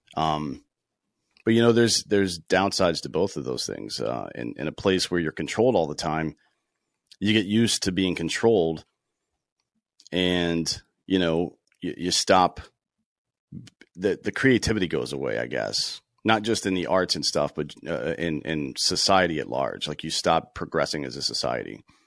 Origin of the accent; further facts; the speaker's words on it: South Carolina, United States; I grew up in South Carolina, played baseball, uh, in high school